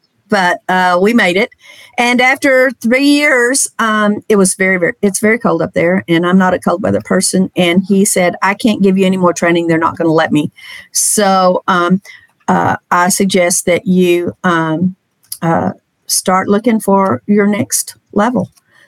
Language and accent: English; Texas, United States; And that was my hometown. Loved it.